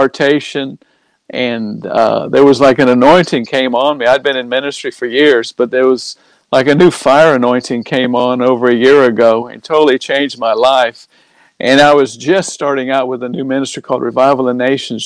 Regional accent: Orange Park, Florida, United States; moved away as an adult; also born or lived in Jacksonville, Florida / London / Cornwall; now in United Kingdom; that's where I grew up, was in Orange Park

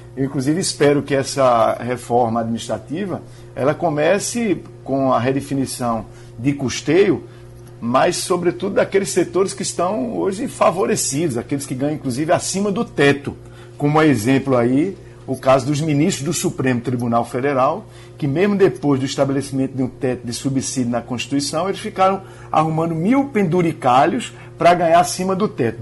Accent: Brazil; eu como brasileiro

